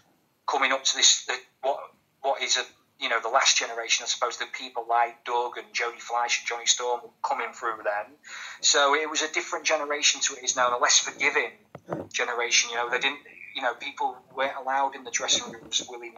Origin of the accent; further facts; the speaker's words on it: Grimsby, Yorkshire and the Humber, United Kingdom; I'm from Grimsby as well